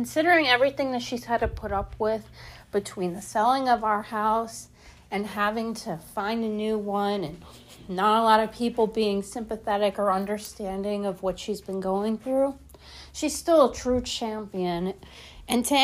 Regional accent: Philadelphia, Pennsylvania, United States; born or raised there; moved away

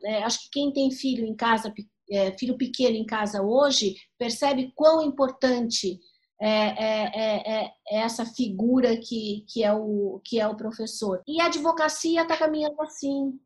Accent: Santos, São Paulo, Brazil; eu venho de Santos

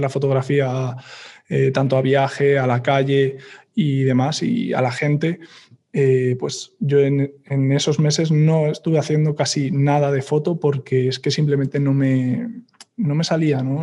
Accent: Madrid, Community of Madrid, Spain; también soy de Madrid

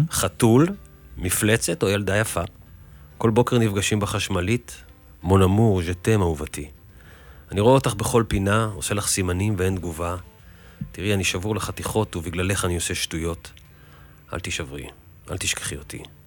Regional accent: Tel Aviv, Tel Aviv District, Israel; במסגרת החיים שלי פה בבוהמה התל אביבית כילד

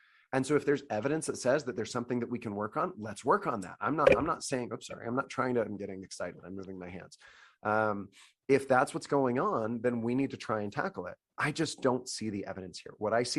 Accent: Salt Lake City, Utah, United States; moved away as an adult; also born or lived in Italy / Baltimore; I grew up in Salt Lake City

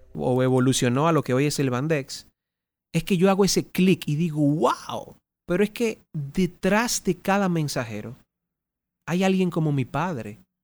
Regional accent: Dominican Republic; Ganamos todos como dominicanos

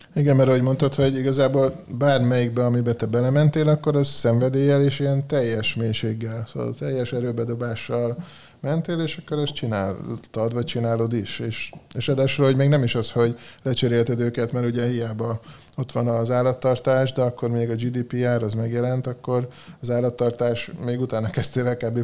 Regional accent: Hungary; moved away; én vidéken éltem, ott nőttem föl

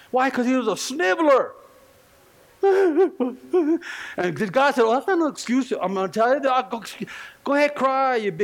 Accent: California, United States; now in Colorado, United States; I'm just from California

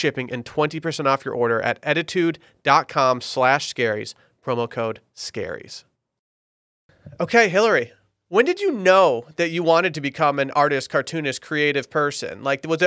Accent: near Traverse City, Michigan, United States; born or raised there

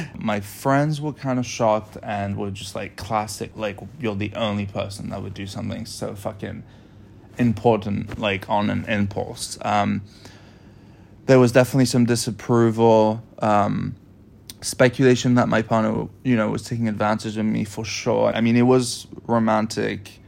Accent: United States; I'm the American citizen

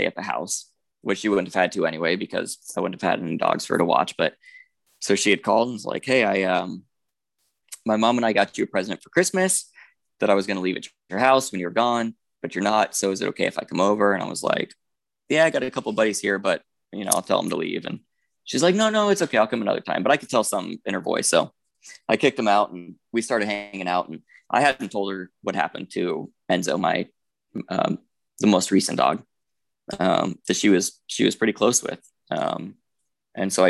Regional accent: Tucson, Arizona, United States; I'm from Tucson

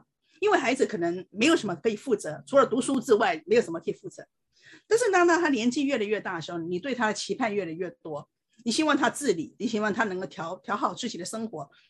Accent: China; 我们这些从从大陆来的才有问题啊，英文都讲不好，你看我们都是这样生存下来了

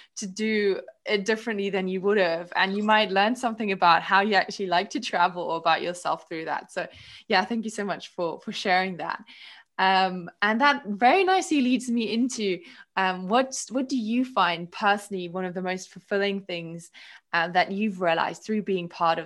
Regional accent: South Africa; also born or lived in Germany; now in Scotland, United Kingdom; I study in Scotland, but I'm not from Scotland. My family's in Germany. I grew up in South Africa

